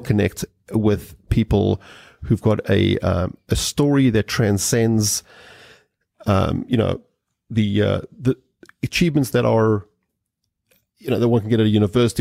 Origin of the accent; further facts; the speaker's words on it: South Africa; growing up in South Africa.